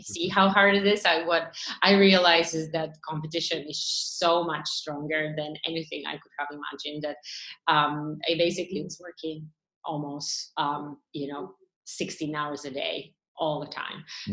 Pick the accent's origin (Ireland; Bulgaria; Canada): Bulgaria; moved away as an adult; now in Boston, United States; I grew up in Bulgaria, um, which was an ex-communist country.